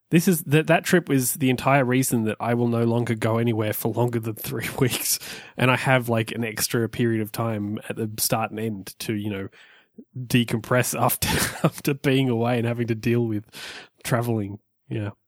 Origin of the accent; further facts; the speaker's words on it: Australia; moved away; I'm from Australia.